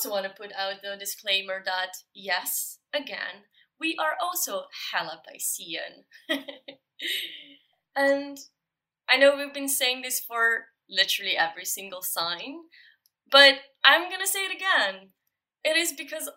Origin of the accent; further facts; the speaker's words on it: Slovenia; moved away; we are both originally from Slovenia